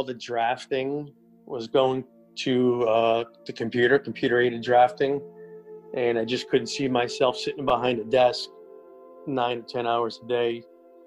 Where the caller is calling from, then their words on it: Wilmington, North Carolina, United States; calling from Wilmington, North Carolina